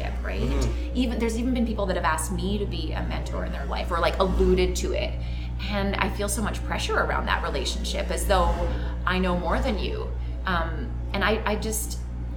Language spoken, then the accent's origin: English; Calgary, Alberta, Canada; I grew up in Calgary, and I went to a high school in Calgary that was in downtown Calgary